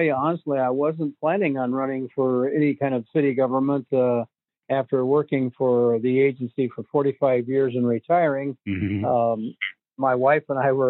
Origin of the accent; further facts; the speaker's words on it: Muscatine, Iowa, United States; also born or lived in Illinois; now in Ottumwa, United States; I was born in Illinois, and my family moved to Muscatine, Iowa, and so I was raised in Muscatine